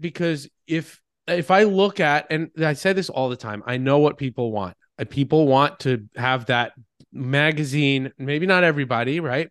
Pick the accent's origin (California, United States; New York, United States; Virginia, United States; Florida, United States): New York, United States; Long Island; moved away as an adult; also born or lived in Boston; I grew up on Long Island. I did what typical Long Islanders